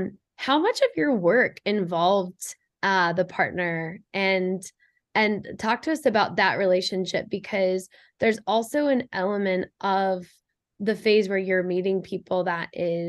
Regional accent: Midwest, United States; it's not just Boston, but I picked up on like this rush energy when I moved to the East Coast, because I'm also from the Midwest.

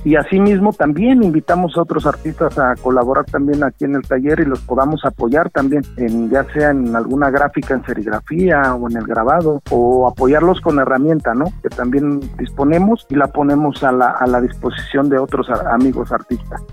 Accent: Oaxaca City, Oaxaca, Mexico; soy artista oaxaqueño, nací en la capital

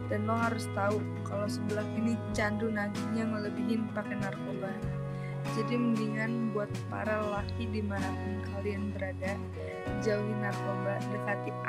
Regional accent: West Java, Indonesia; Gue kan dari Jawa Barat nih ya.

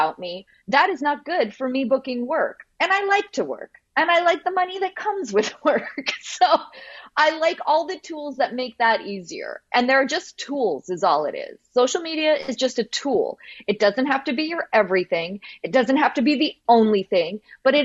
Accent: Canada; because I'm from Canada

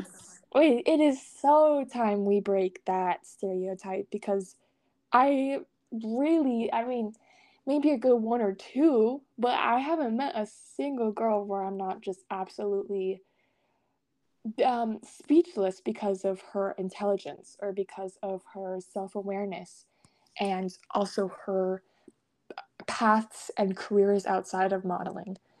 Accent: Salt Lake City, Utah, United States; I was born in Salt Lake City, Utah, and I was raised in a very religious atmosphere

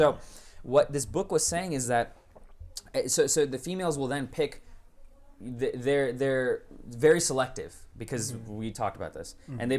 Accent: United States; I was born and raised here.

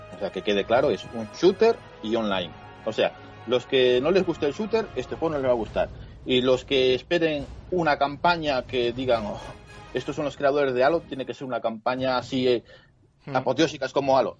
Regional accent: Spain; soy español

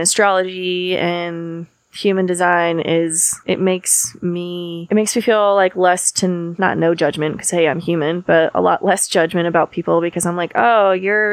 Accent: Maine, United States; moved away as an adult; I'm from Maine and I moved here about 10 years ago.

